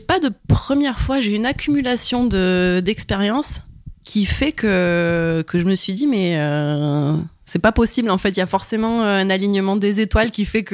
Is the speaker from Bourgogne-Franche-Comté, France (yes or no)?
no; Montpellier, Occitania, France; j'ai 31 ans et je viens de Montpellier